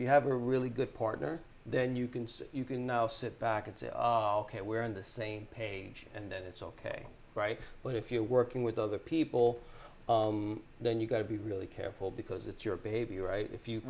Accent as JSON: {"language": "English", "town": "New York City", "region": "New York", "country": "United States", "tie": "born or raised there", "said": "I grew up in the Bronx."}